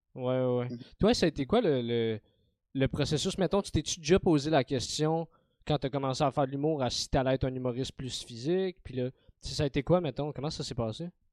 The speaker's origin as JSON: {"language": "French", "town": "Montreal", "region": "Quebec", "country": "Canada", "tie": "born or raised there", "said": "j'ai grandi dans Saint-Michel"}